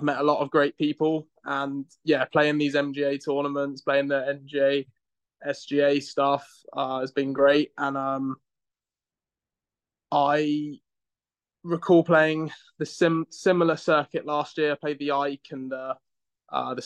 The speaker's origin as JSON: {"language": "English", "town": "Reading", "region": "South East England", "country": "United Kingdom", "tie": "born or raised there", "also_born_or_lived": "New Jersey, United States / Monroe, Louisiana, United States", "moved": "as an adult", "lives_now": "United States", "said": "I'm from England. I'm from a small town, in the UK called Reading. I grew up there."}